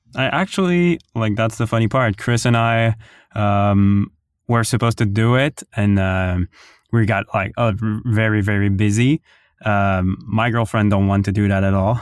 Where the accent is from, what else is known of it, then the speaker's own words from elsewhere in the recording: Ottawa, Ontario, Canada; I'm from Ottawa